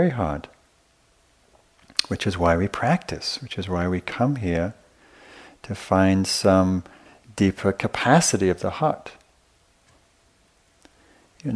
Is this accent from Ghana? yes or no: no; the north of England, United Kingdom; I grew up in Northern England in a pretty rough, pretty violent working class area